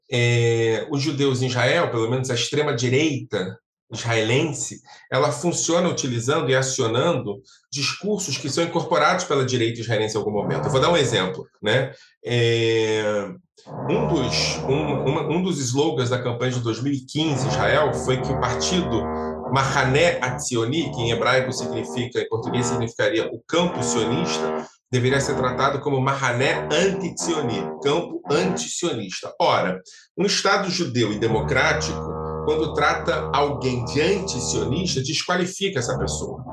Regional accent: Brazil; nós sofremos no Brasil

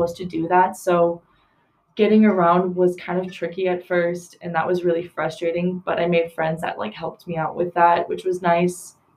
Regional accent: Milwaukee, Wisconsin, United States; I'm from Milwaukee

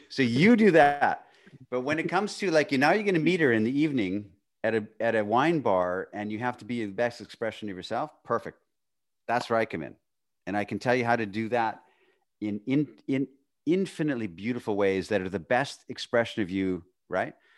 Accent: Northern Canada, Canada; I was this poor kid growing up in Northern Canada.

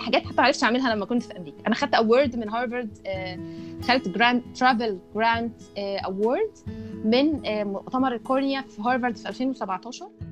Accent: Egypt; moved away as an adult

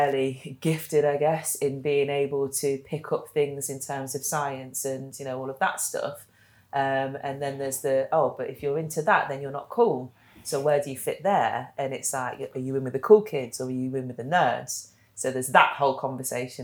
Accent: Leicester, East Midlands, United Kingdom; I guess I grew up in Leicester. I'm from Leicester

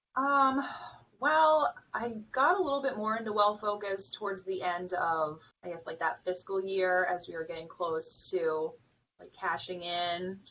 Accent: Vermont, United States; moved away; I'm from Vermont

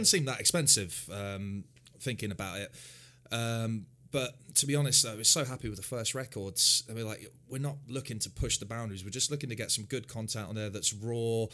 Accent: Hounslow, London, United Kingdom; also born or lived in Islington; i grew up um, uh, around the Chiswick round, so Hounslow, Twickenham, Staines

